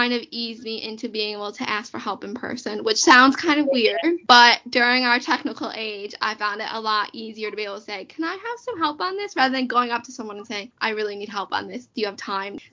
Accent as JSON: {"language": "English", "country": "United States", "moved": "yes", "lives_now": "United Kingdom", "said": "I am American. I didn't grow up here."}